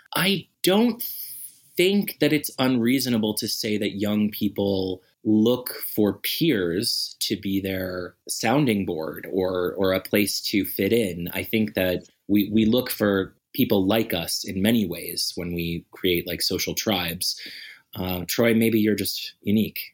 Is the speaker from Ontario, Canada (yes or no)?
no; Nova Scotia, Canada; also born or lived in Calgary; now in Edmonton, Canada; I'm originally from Nova Scotia